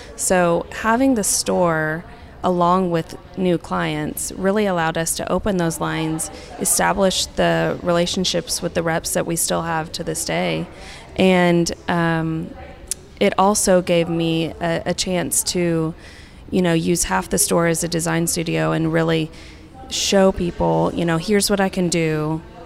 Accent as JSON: {"language": "English", "town": "Tulsa", "region": "Oklahoma", "country": "United States", "moved": "as an adult", "said": "I was from Tulsa"}